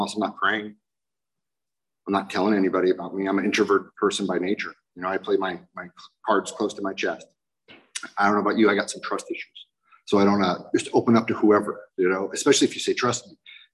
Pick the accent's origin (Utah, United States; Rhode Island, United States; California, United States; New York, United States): California, United States; Garden Grove; I'm an Irish drunken junkie punker from Garden Grove